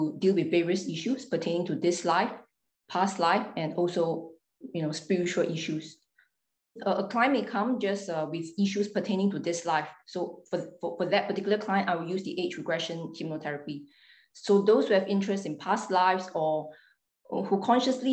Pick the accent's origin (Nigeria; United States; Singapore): Singapore; I was born in Singapore. So I grew up there